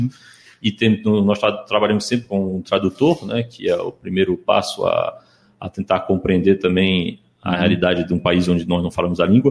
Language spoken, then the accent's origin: Portuguese; Recife, Pernambuco, Brazil; moved away; also born or lived in Ukraine; eu cresci aqui, cresci aqui em Recife